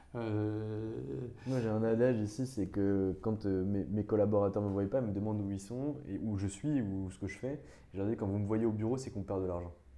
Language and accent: French; Nancy, Grand Est, France; je viens de région, je viens du, Grand Est, de Nancy